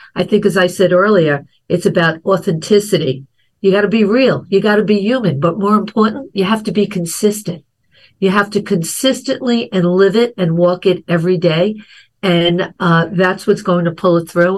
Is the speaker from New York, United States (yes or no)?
yes; New York, United States; growing up in New York